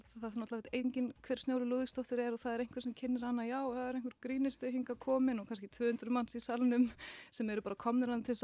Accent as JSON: {"language": "Icelandic", "country": "France", "tie": "born or raised there", "also_born_or_lived": "Norway", "said": "Uh, ég ólst upp í Noregi og svo í Fraklandi."}